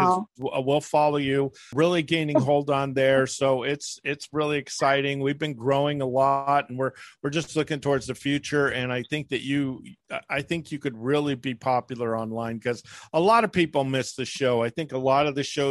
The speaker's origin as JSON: {"language": "English", "region": "Northern California", "country": "United States", "said": "I'm from Northern California"}